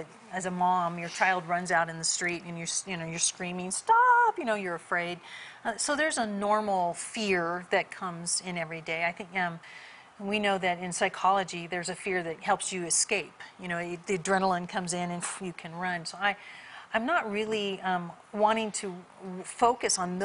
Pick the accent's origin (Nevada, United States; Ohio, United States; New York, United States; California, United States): California, United States; I grew up in California, not in church